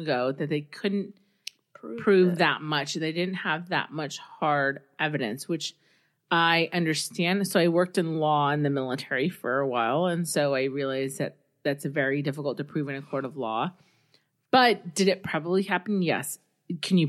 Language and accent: English; South Texas, United States; moved away; also born or lived in Southern California; I grew up in the South, South Texas, which is very different from South Carolina